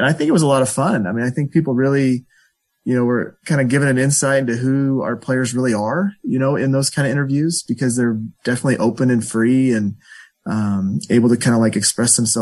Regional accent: Omaha, Nebraska, United States; moved away as an adult; also born or lived in Florida; now in California, United States; I grew up in Omaha, Nebraska

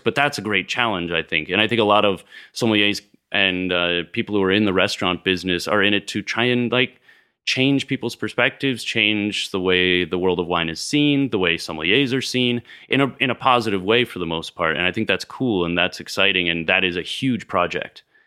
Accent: West Newbury, Vermont, United States; also born or lived in Worcester, Massachusetts; now in Houston, United States; I grew up in Vermont. I was born in Massachusetts, and Worcester, Mass.

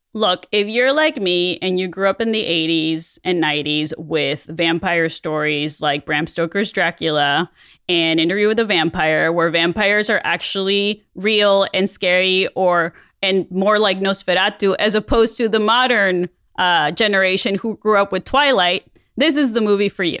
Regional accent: Mexico; moved away; as a kid growing up in Mexico

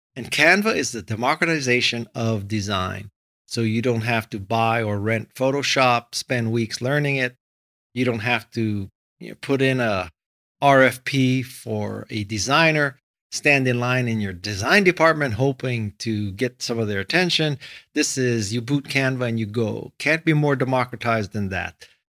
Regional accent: Hawaii, United States; moved away as an adult; also born or lived in Stanford, California / Los Angeles, California; I was born and raised in Hawaii

